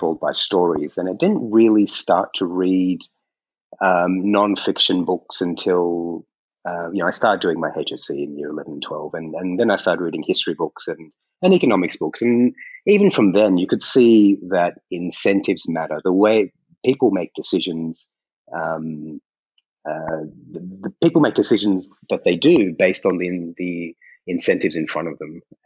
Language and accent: English; Australia; also born or lived in India; I grew up in Australia